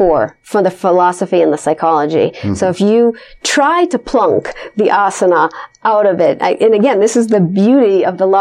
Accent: Los Angeles, California, United States; now I come from Los Angeles, which has a huge yoga community

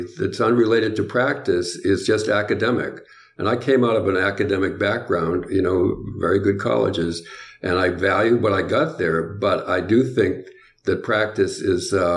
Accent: New England, United States; I'm from New England

